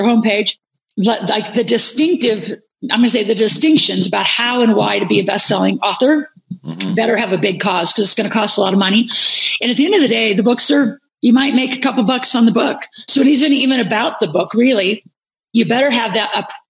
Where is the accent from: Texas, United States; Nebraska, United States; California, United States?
Nebraska, United States; moved away; I grew up in Nebraska